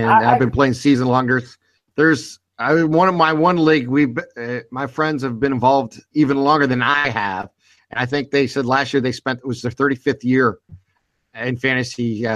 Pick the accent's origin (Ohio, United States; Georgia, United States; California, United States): Ohio, United States; Youngstown; I'm from Youngstown, Ohio